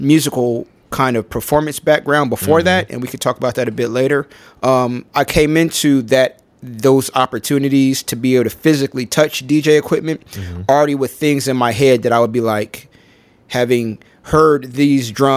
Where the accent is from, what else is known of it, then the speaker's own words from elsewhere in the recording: Columbus, Ohio, United States; I grew up in Columbus, Ohio